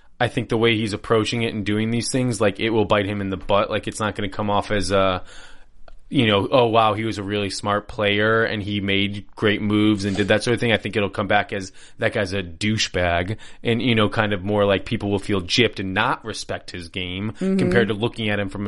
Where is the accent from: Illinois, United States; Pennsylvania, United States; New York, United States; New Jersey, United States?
Illinois, United States; Chicago; I grew up in Chicago